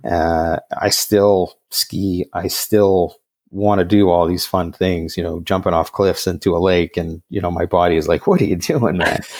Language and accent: English; Montreal, Quebec, Canada; moved away as an adult; now in Vancouver, Canada; I grew up in the West Island of Montreal, uh, in the late seventies, early eighties